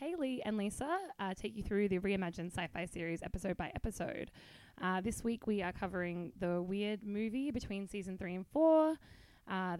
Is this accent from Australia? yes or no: yes; Australia; I'm saying this as an Australian